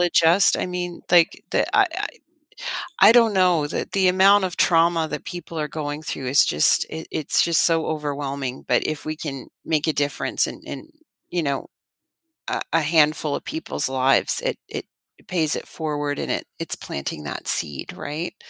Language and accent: English; Canada; moved away; I'm Canadian